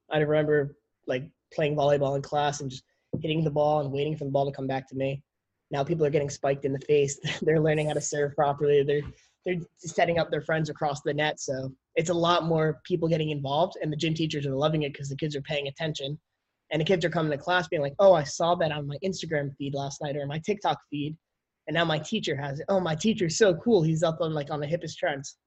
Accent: Connecticut, United States; We grew up in Connecticut

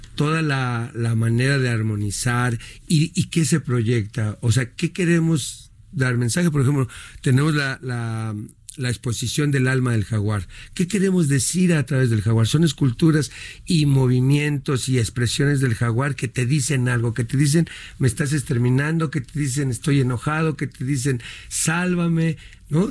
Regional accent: Mexico; somos los mexicanos

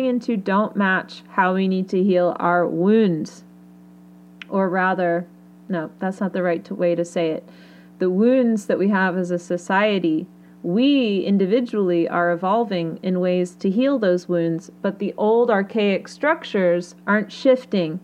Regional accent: United Kingdom; I'm British

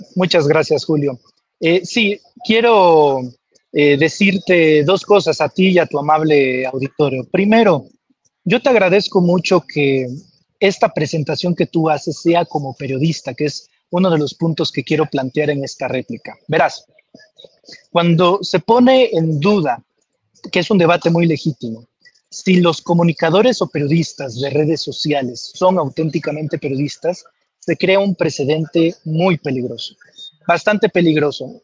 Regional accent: Comalcalco, Tabasco, Mexico; yo soy de Comalcalco, Tabasco, eh, en el sureste

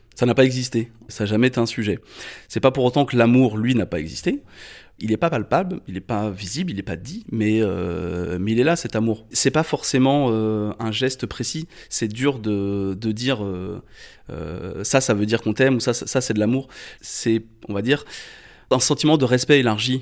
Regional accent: Chalonnes-sur-Loire, Pays de la Loire, France; je suis né en 1984 à Angers, sur les bords de la Loire

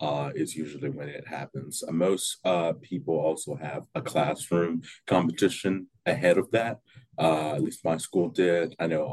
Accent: Jackson, Mississippi, United States; I'm from here, obviously, in Mississippi, born and raised in Jackson my entire life, last 18 years. I've attended, I graduated earlier this year from Jackson Prep.

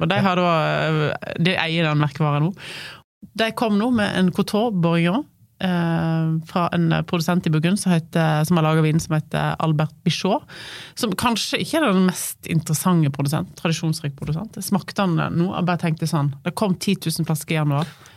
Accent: Voss, Vestland, Norway; moved away as an adult; also born or lived in Oslo; now in Høvik, Norway; jeg er fra Voss.

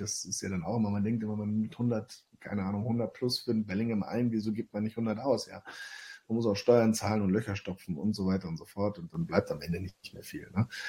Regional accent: Hamburg, Germany; Hamburg meine Heimat ist

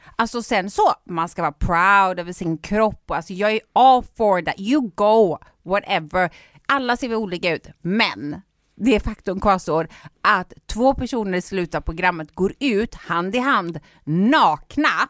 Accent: Gothenburg, Västra Götaland, Sweden; jag är stolt göteborgare

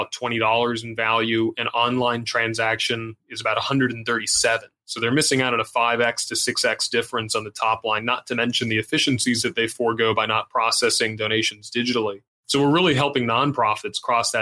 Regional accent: Puerto Rico; Growing up in Puerto Rico

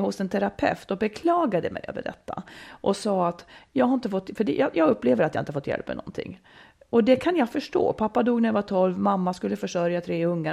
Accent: Falun, Dalarna County, Sweden; also born or lived in Malung; jag bodde i Malung när jag var riktigt liten och sen flyttade jag till Falun på grund av mammas jobb, eh, hela familjen då

